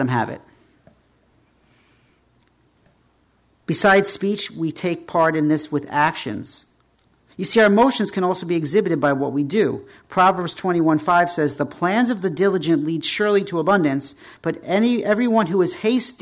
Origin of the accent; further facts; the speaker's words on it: United States; We as American Christians